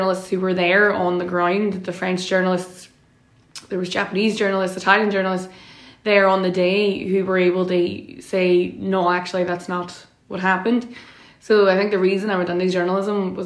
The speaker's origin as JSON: {"language": "English", "town": "Derry", "region": "Northern Ireland", "country": "United Kingdom", "said": "I'm from Derry City. My mammy is from Craigan and my daddy is from Shantaz, so two very known, well-known nationalist working class estates in Derry"}